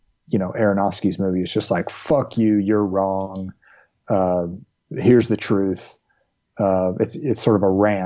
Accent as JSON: {"language": "English", "region": "the South", "country": "United States", "tie": "born or raised there", "said": "growing up in the South"}